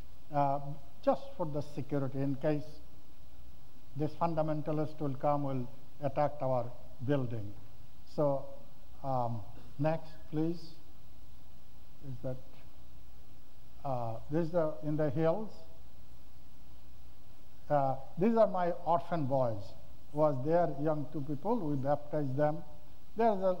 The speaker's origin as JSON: {"language": "English", "country": "Bangladesh", "tie": "born or raised there", "said": "This is my hometown church"}